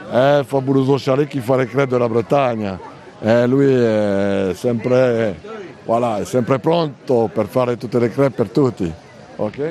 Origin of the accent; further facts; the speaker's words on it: Reims, Grand Est, France; Italian is a second language; moved away; also born or lived in Normandy; io sono nato a Reims, la capitale del Champagne